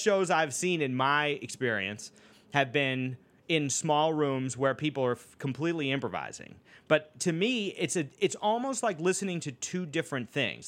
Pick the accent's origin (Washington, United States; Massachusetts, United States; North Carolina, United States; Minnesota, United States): Massachusetts, United States; Boston; growing up in Boston